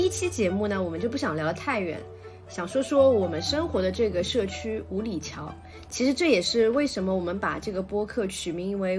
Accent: Shanghai, China; also born or lived in Luwan District, Shanghai / Zhabei District, Shanghai; 我其实虽然现在住在这里对吧，但我之前都是住在其他的区的，因为我从小生活是在虹口区啊

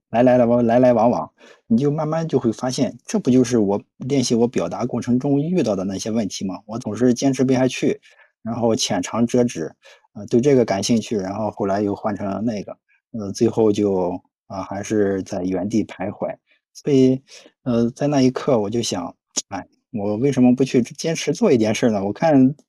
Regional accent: Shandong, China; 我的家乡呢是山东

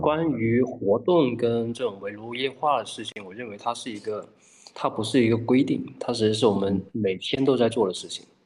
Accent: Guangdong, China; now in Hangzhou, China; 我们都是广东人

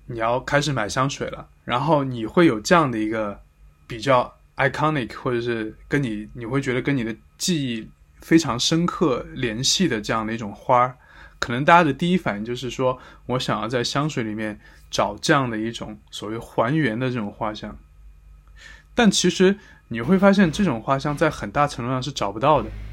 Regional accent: Sichuan, China; now in Paris, France; 但我们四川话叫黄果嘞

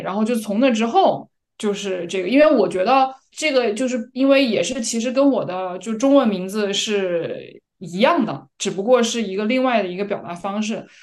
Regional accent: China; moved away as an adult; now in Copenhagen, Denmark; 我从小在国内长大

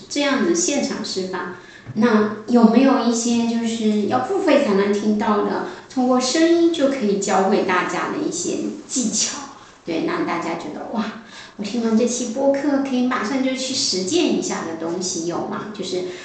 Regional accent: China; 我们中国人

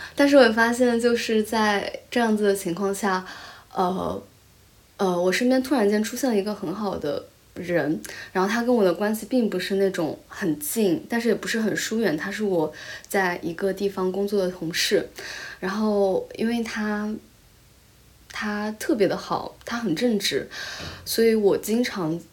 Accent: Taizhou, Zhejiang, China; first language Chinese; moved away as an adult; also born or lived in Shanghai; now in New Zealand; 因为我在台浙江台州长大嘛

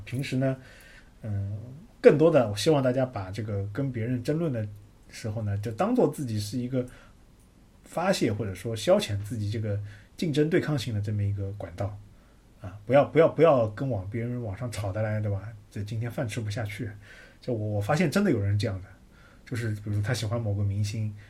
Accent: China; 我们中国人有一种排行榜文化

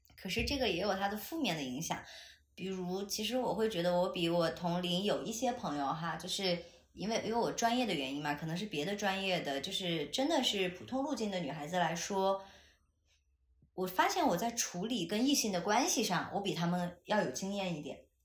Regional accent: Chengdu, Sichuan, China; 因为我是成都人，我身边几乎没有过全职太太这样的女性存在嘛

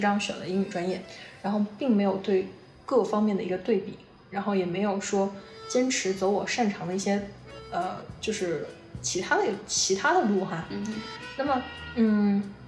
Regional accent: Guiyang, Guizhou, China; 我们都是贵阳的

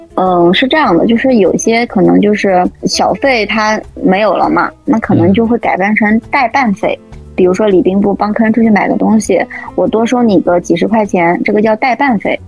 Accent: China; 但其实我们中国人

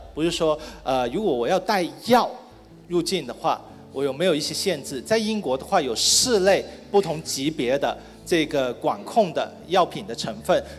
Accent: Guangdong, China; 其实跟我们南方中国的南方啊，不是我广东人的南方啊

